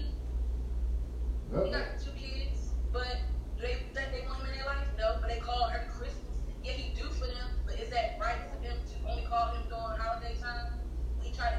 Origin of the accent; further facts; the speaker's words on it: Baltimore, Maryland, United States; I grew up in Baltimore